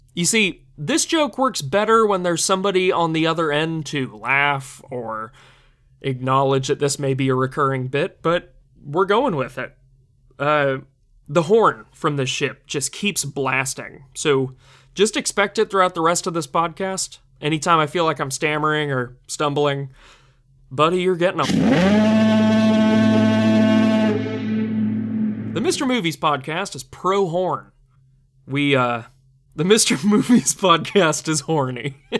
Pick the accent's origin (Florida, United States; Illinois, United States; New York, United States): Florida, United States; St. Augustine; I grew up near Saint Augustine